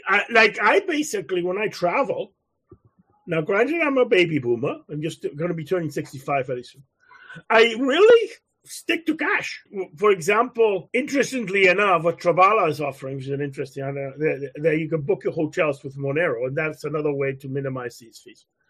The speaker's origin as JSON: {"language": "English", "country": "Canada", "said": "I'm a Canadian"}